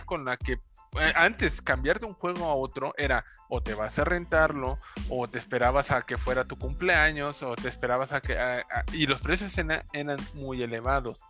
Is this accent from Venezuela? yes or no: no; Mexico; now in Mexico City, Mexico; de mi pueblo